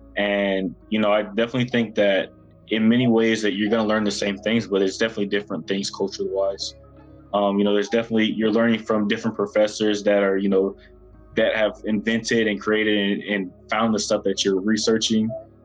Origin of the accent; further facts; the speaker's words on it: Tallahassee, Florida, United States; moved away as an adult; I'm from Tallahassee, Florida